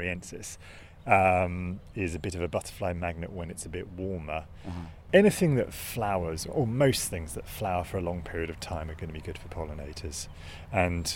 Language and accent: English; Hertfordshire, East of England, United Kingdom; I'm from Hertfordshire